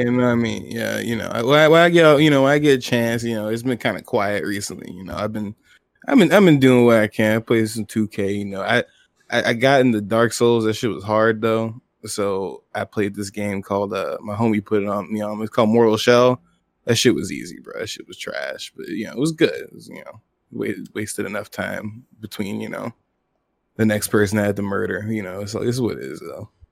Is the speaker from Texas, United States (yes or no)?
no; Atlanta, Georgia, United States; also born or lived in England; I grew up in Atlanta, Zone Six